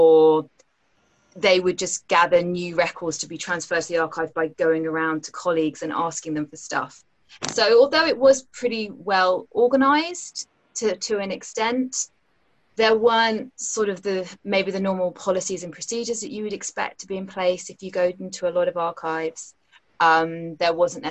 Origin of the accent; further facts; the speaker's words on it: London, United Kingdom; I grew up in Wimbledon, so I know the area well